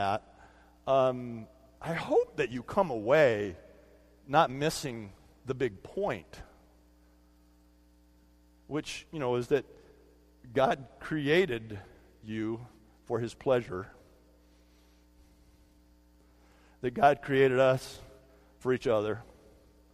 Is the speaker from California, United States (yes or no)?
yes; California, United States; when I was a kid growing up in California